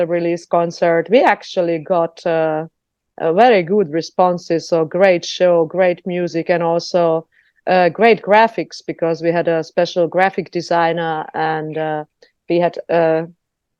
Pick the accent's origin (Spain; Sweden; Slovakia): Slovakia; now in Germany; I am a Hungarian from Slovakia.